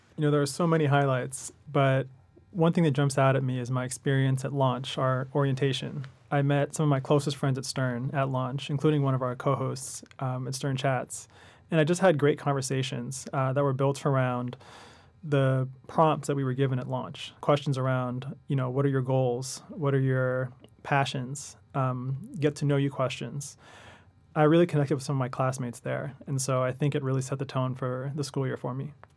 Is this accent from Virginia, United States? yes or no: no; Los Angeles, California, United States; moved away as an adult; now in New York, United States; I'm from Los Angeles originally, and, uh, spent the last eight years in New York.